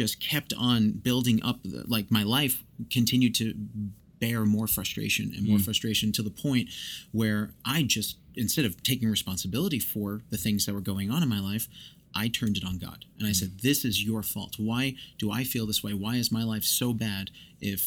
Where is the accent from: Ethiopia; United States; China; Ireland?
United States; New York; now in Oklahoma, United States; I grew up in New York